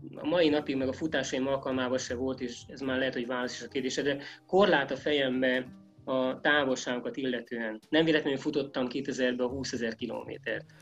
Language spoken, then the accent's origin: Hungarian; Great Hungarian Plain, Hungary; ezek a hullámos terepek ugye kinyírtak, mint alföldi gyereket